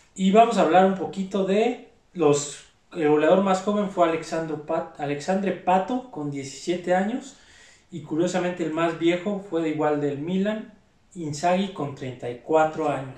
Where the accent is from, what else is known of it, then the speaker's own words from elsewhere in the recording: Mexico; como mexicanos